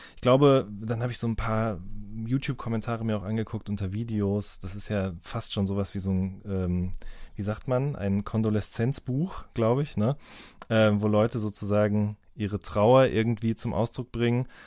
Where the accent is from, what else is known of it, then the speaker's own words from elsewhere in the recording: Ruhr area, North Rhine-Westphalia, Germany; now in Baden-Württemberg, Germany; ich komme ja ursprünglich aus dem Ruhrgebiet